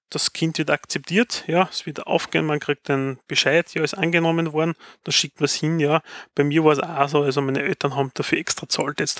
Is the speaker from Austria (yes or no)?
yes; Austria; Bei uns in Österreich ist ja die außeruniversitäre Forschung hauptsächlich auf Länderebene und Universitätenbund.